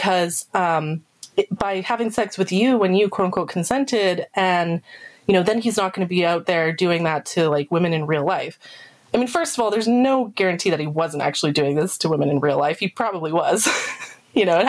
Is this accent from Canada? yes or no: yes; Canada; I'm not American, I'm Canadian